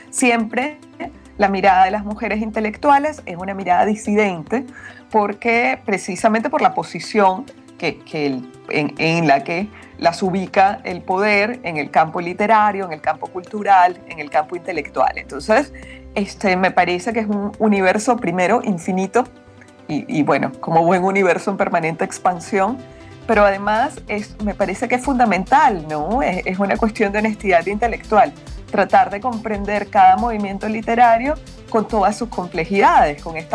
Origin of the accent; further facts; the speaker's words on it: Peru; also born or lived in Mexico; Perú también, que es mi otro país, eh, yo también soy peruana